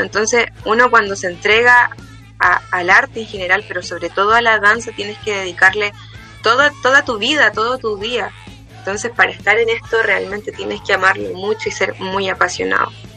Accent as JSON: {"language": "Spanish", "region": "Antofagasta", "country": "Chile", "tie": "born or raised there", "moved": "as an adult", "lives_now": "Santiago, Chile", "said": "estudié aquí en Antofagasta, en el Liceo Domingo Herrera Rivera, y en el año 2018 me mudé a la ciudad de Santiago"}